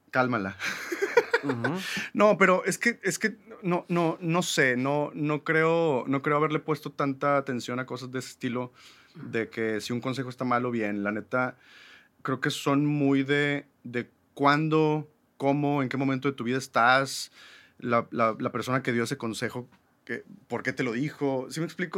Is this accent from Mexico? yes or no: yes; Monterrey, Nuevo León, Mexico; also born or lived in New York; somos regios, mexicanos o latinoamericanos